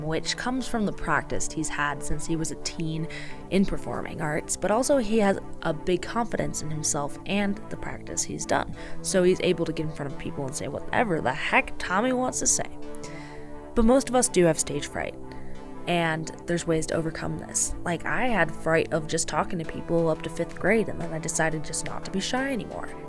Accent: Chicagoland suburbs, Illinois, United States; moved away; I was raised in the Chicagoland suburbs

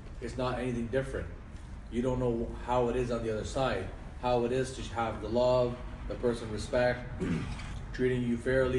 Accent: Toronto, Ontario, Canada; while I was born and raised in Toronto, why do I have to follow the ways of how my parents were raised?

